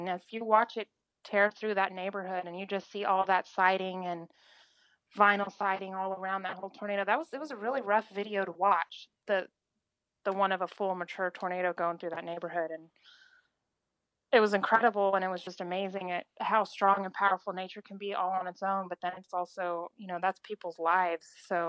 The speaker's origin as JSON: {"language": "English", "region": "Oklahoma", "country": "United States", "said": "from Oklahoma."}